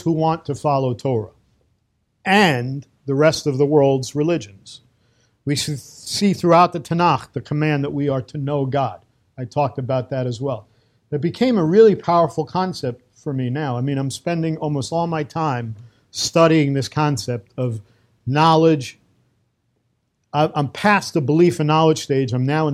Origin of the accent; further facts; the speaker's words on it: New York City, New York, United States; moved away as an adult; now in Safed, Israel; I'm a kid from Brooklyn, from the streets